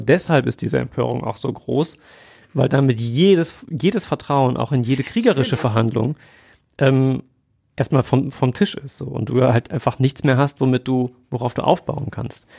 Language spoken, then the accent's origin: German; Germany; wir als Deutsche